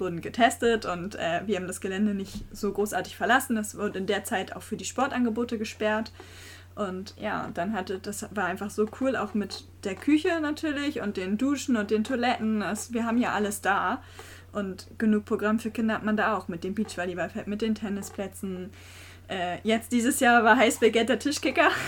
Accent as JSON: {"language": "German", "town": "Geesthacht", "region": "Schleswig-Holstein", "country": "Germany", "tie": "born or raised there", "said": "ich wohne auch schon immer in Geestach"}